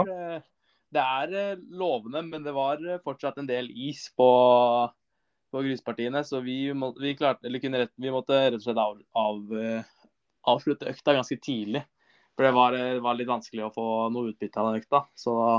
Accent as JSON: {"language": "Norwegian", "town": "Son", "region": "Akershus", "country": "Norway", "also_born_or_lived": "Larkollen", "said": "jeg kommer jo fra Son"}